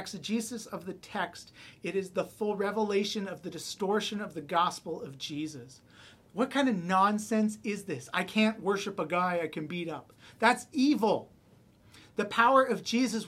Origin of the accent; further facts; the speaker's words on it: Canada; I am often more comfortable in my identity as a Canadian